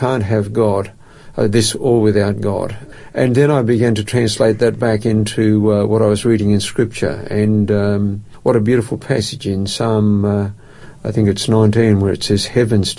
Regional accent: Perth, Western Australia, Australia; moved away as an adult; also born or lived in Melbourne; now in Adelaide, Australia; I grew up in Perth, and Perth is my home. A suburb called Kenwick was the last place I lived in Perth

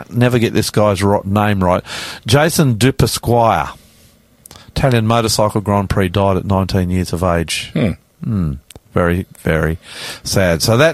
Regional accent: Auckland, New Zealand; now in Australia; I grew up in Auckland

